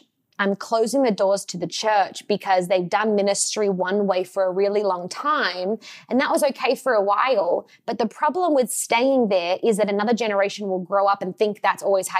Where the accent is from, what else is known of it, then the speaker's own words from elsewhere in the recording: Australia; now in Los Angeles, United States; And, yes, I am Australian. I moved to LA about, and it'll be 10 years in March, which is wild, right?